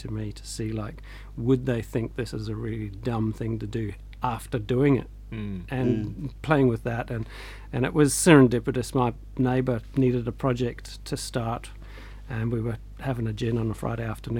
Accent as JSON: {"language": "English", "region": "Scotland", "country": "United Kingdom", "tie": "born or raised there", "said": "born in Scotland, my dad liked the outdoors and always just took us up hiking in the Highlands or around the lochs and stuff."}